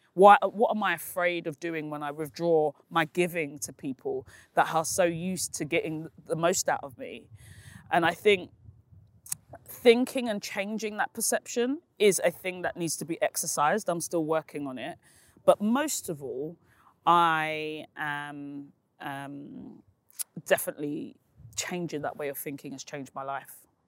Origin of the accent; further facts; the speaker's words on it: London, United Kingdom; also born or lived in East Dulwich; I grew up in Peckham, and I now live in East Dulwich